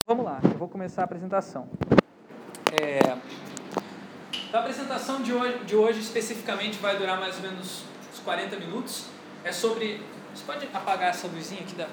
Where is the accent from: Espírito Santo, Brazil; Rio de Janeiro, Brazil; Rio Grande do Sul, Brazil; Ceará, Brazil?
Rio de Janeiro, Brazil; eu sou carioca